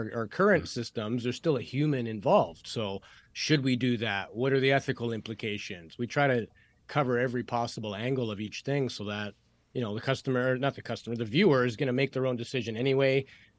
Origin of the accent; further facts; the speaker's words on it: Canada; I'm Canadian.